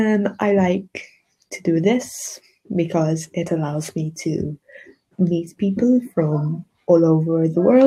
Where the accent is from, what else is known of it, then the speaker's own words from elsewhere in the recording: Malta; I'm an English teacher from Malta.